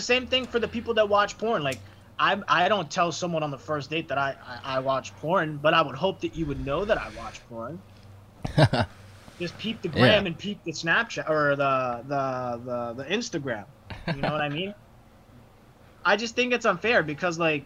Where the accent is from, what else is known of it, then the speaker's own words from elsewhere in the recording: Framingham, Massachusetts, United States; I'm from Framingham